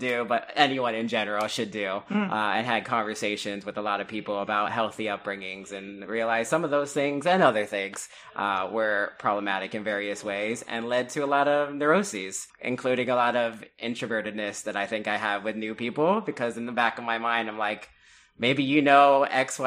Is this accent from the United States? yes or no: yes; Miami, Florida, United States; I'm originally from Miami, Florida